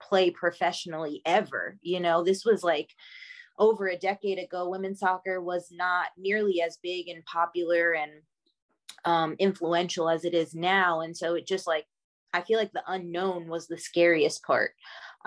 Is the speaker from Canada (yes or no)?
no; Long Island, New York, United States; moved away; I grew up in Long Island, New York